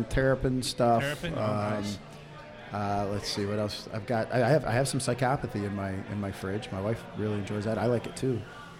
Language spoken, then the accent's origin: English; south of Pittsburgh, Pennsylvania, United States; I was born south of Pittsburgh in the 70s